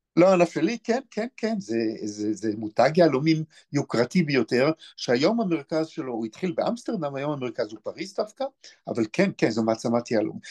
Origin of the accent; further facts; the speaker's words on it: Beersheba, Southern District, Israel; now in Elazar, Gush Etzion; אני יליד באר שבע